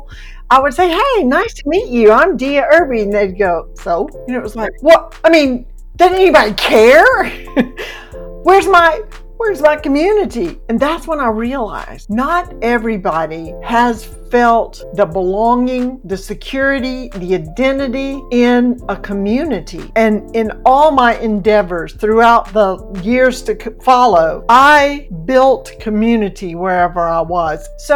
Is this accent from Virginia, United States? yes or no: no; Mississippi, United States; moved away as an adult; also born or lived in Alabama / Georgia / Florida; I was born in Mississippi and I've lived in Alabama, two places in Georgia, and two places in Florida